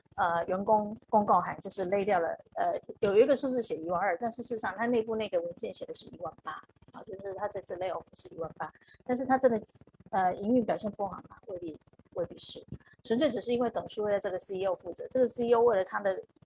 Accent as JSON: {"language": "Chinese", "country": "Taiwan", "tie": "born or raised there", "moved": "as an adult", "lives_now": "Philippines", "said": "因为毕竟我自己出生在台湾嘛"}